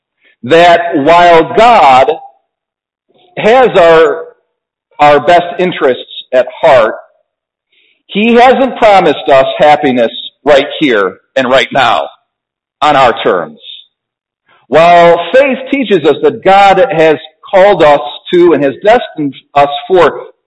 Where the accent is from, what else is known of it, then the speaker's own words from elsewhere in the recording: United States; I was born in America.